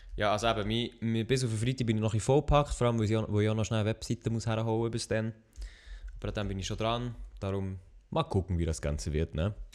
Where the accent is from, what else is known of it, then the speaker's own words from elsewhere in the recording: Switzerland; ich bin Schweizer